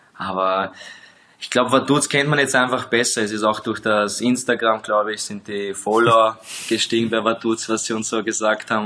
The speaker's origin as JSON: {"language": "German", "country": "Austria", "moved": "as an adult", "lives_now": "Liechtenstein", "said": "als Österreicher"}